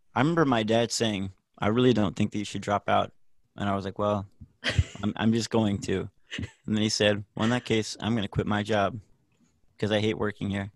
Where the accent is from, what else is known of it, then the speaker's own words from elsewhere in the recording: Nashville, Tennessee, United States; I am born and raised in Nashville